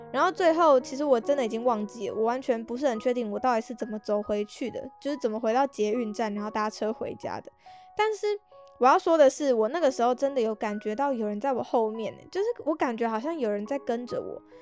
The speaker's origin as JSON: {"language": "Chinese", "region": "Taipei", "country": "Taiwan", "tie": "born or raised there", "said": "身为土生土长的台北人"}